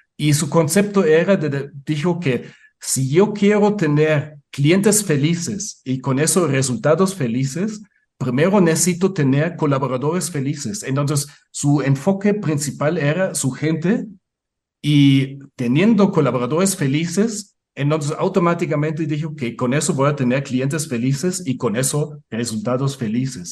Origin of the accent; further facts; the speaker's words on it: Munich, Bavaria, Germany; Spanish is a second language; moved away as an adult; now in Puebla, Mexico; Yo nací en el Múnich, en el sur de Alemania